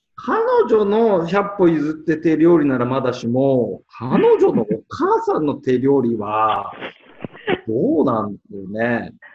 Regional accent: Tokyo, Japan; 私、東京です。

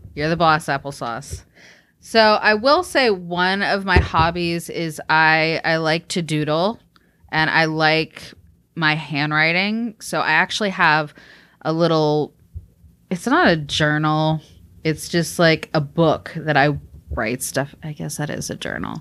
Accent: Georgia, United States; also born or lived in Texas; being a typical growing up in Georgia girl is through church and through school. Um, we grew up in an area I would definitely call the Bible Belt.

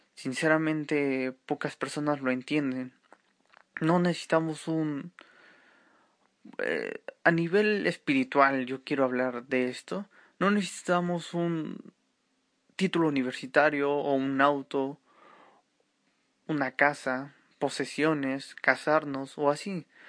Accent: Mexico City, Mexico; soy mexicano de la Ciudad de México

